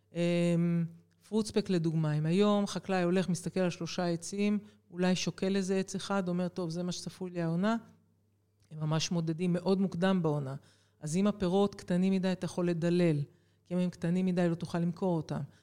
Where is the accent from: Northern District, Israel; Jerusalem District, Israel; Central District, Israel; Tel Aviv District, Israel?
Jerusalem District, Israel; Jerusalem; moved away as an adult; also born or lived in Haifa; אני אה, ילידת ירושלים, אחת מארבעה ילדים, מספר שתיים ברביעייה הזו, ו... בעצם החיים שלי התחילו בשכונת קטמון בירושלים